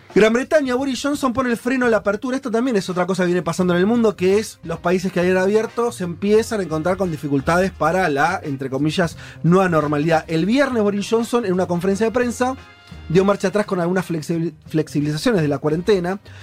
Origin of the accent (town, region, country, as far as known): Argentina